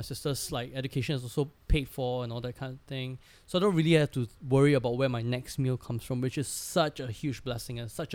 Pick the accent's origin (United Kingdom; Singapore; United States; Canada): Singapore; I know my value as a Singaporean in a kitchen